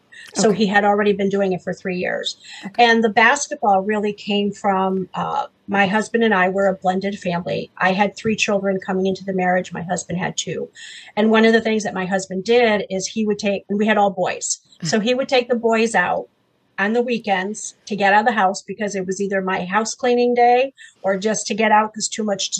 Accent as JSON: {"language": "English", "region": "Massachusetts", "country": "United States", "also_born_or_lived": "Paris, France", "said": "So I'm from Massachusetts. I was not born in this country. I was actually born in Paris, France. So I have dual citizenship. Moved here to Massachusetts because a lot of my family is here."}